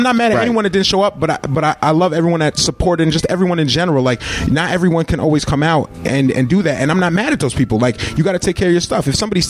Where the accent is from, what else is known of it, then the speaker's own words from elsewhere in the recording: Albany, New York, United States; I'm from Arbor Hill